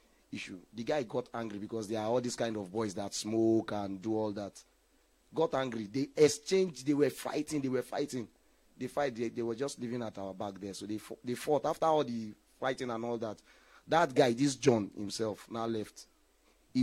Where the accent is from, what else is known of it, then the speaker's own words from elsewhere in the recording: Lagos, Nigeria; when I was growing up in Ajegunle